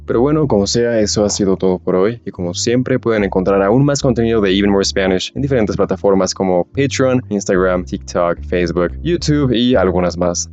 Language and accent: Spanish; Mexico; como mexicano